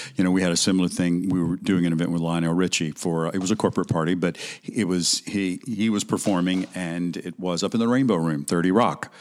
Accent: Alabama, United States; moved away as an adult; also born or lived in Mississippi; I'm originally from Alabama

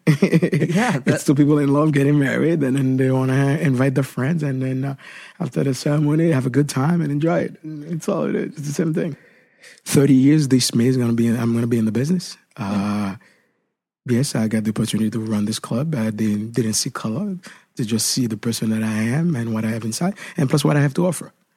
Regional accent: Haiti; moved away; Where I grew up back then in Haiti

